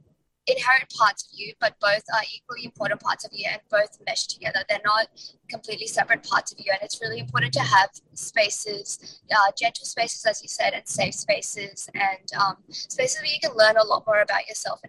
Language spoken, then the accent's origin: English; India; I didn't want to just represent queer Indians, even though I am Indian.